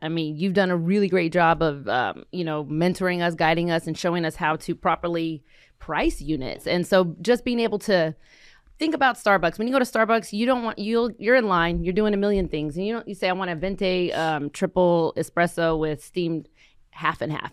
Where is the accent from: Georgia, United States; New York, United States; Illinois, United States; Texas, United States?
Texas, United States; Fort Worth; we grew up here in Fort Worth